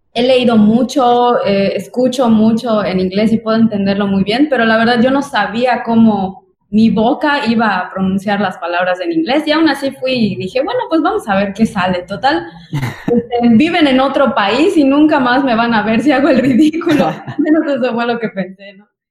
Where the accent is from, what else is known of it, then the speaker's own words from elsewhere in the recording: Yucatán, Mexico; accent: Yucatecan; viene a Yucatán, sobre todo donde tenemos un acento tan pesado